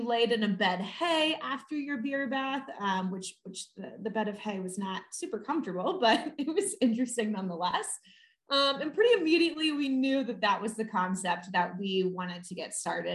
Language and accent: English; Florida, United States; moved away as an adult; also born or lived in New York City; I am from Florida